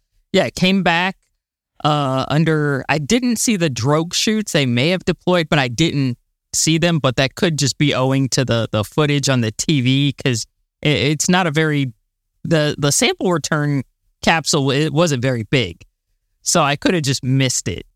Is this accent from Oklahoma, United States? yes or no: no; Florida, United States; I'm from Florida